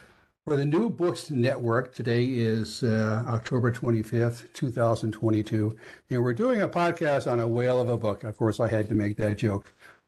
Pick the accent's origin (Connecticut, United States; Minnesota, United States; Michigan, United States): Connecticut, United States; Well, I should mention that I'm from Connecticut, so of course we're natural enemies